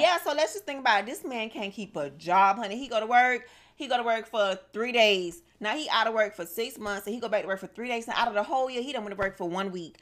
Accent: Miami, Florida, United States; I'm from Miami, born and raised

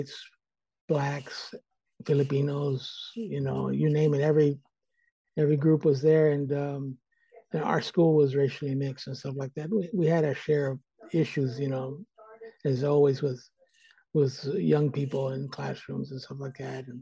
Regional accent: Stockton, California, United States; moved away as an adult; now in San Francisco, United States; I'm originally from Stockton, California, which is about 80 miles here in the Central Valley. And I grew up there

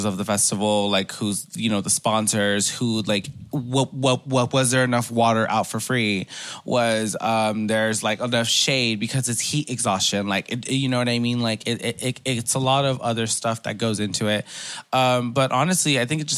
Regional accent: Los Angeles, California, United States; me growing up in Koreatown

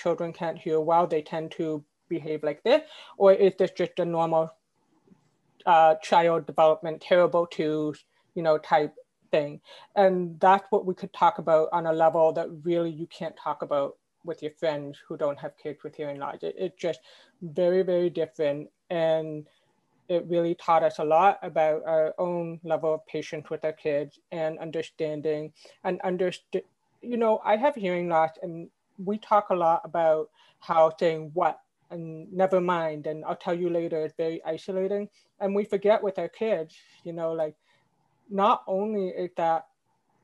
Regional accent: Quebec, Canada; where I grew up in Canada and Quebec

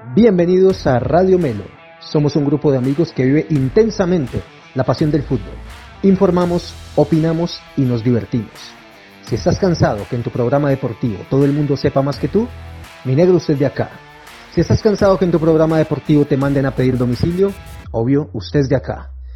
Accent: Colombia

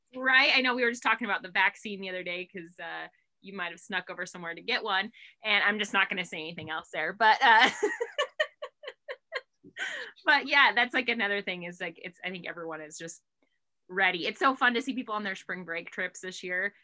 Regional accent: Harrison, Idaho, United States; I grew up, I grew up in Harrison

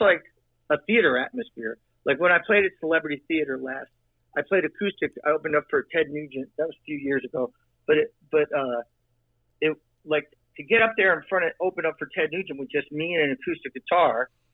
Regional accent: New Jersey, United States; I'm from Jersey.

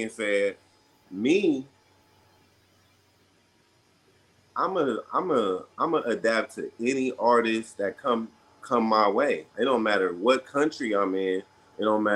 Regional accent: Ontario, California, United States; I was raised in the Inland Empire. When I was about 11 or 12, I was in Ontario, California

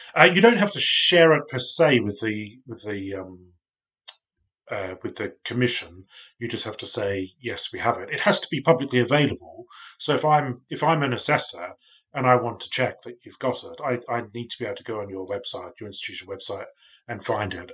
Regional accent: Australia; now in United Kingdom; I'm from Australia, but I live in the U K now.

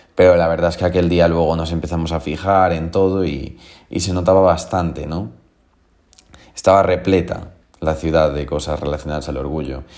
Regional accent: A Coruña, Galicia, Spain; yo vengo de Coruña

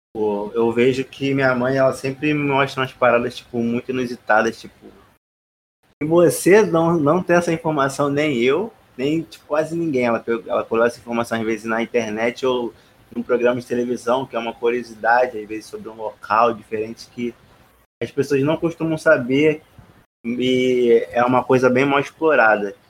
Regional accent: Rio de Janeiro, Brazil; eu não fui no Cristo Redentor, sou carioca

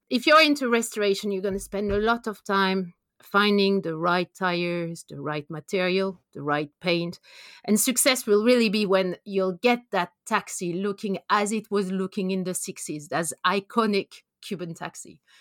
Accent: France; English is a second language; moved away as an adult; also born or lived in Norway / Canada; now in London, United Kingdom; as you can hear from my accent, I'm, I'm from France. I did my P H D over there

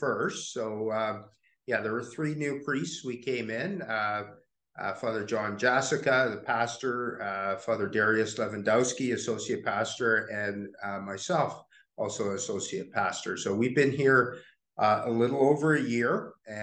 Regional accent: Summerland, British Columbia, Canada; moved away as an adult; also born or lived in Penticton, British Columbia / United States / Windsor, Ontario; now in London, Canada; I was born in Penticton, lived there first few years of my life, and then grew up in Summerland, British Columbia, which is very close to Penticton

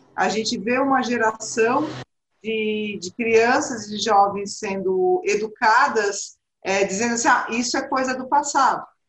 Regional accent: Brazil; eu sou brasileira, moro no Brasil

